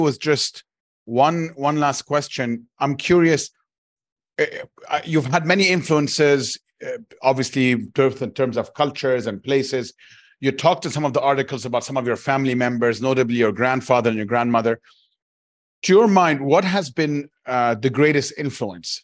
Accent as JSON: {"language": "English", "town": "Cairo", "region": "Cairo Governorate", "country": "Egypt", "tie": "born or raised there", "moved": "yes", "lives_now": "Dubai, United Arab Emirates", "said": "I grew up in Cairo in a large city"}